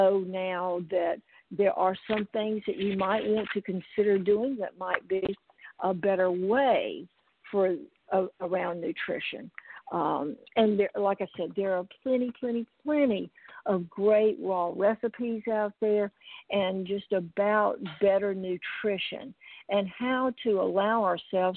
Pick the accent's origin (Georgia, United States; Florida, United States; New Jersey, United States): Georgia, United States; South; I grew up in South Georgia